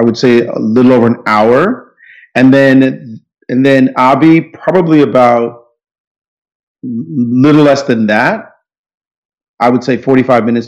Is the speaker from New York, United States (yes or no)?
yes; New York City, New York, United States; also born or lived in Jamaica; I'm in Brooklyn, New York, my hometown, basically, although I was born in Jamaica, but I've been here most of my life